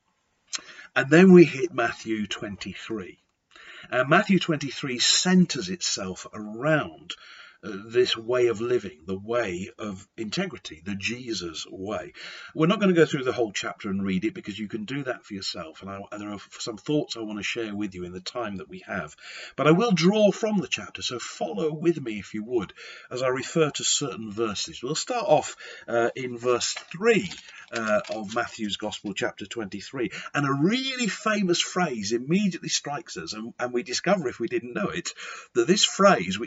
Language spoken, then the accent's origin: English; Lancashire, near Blackpool, North West England, United Kingdom; I was brought up in Lancashire near the seaside resort of Blackpool